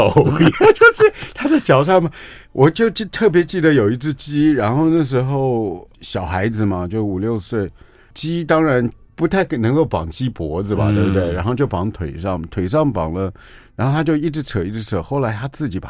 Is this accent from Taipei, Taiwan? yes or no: yes; Taipei, Taiwan; 我就是东区啊，我就是东区小孩，